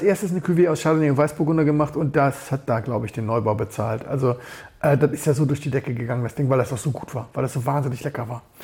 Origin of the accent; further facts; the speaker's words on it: Berlin, Germany; ich komme aus Berlin